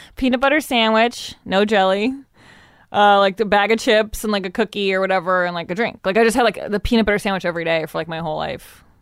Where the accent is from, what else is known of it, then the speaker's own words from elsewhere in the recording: Evanston, Illinois, United States; I grew up in Evanston